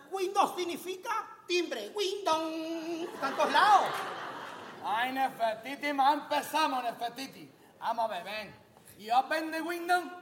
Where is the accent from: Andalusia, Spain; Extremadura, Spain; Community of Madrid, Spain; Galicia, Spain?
Andalusia, Spain; Huelva; Que yo estoy en el patio con todas las chavalerías está de Huelva, de mi tierra, de mi ciudad.